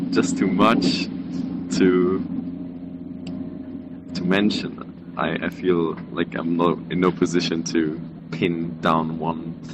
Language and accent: English; Hamburg, Germany; English is a second language; now in Taiwan; I'm from Hamburg, Germany, and I came to Taiwan to study abroad for a semester.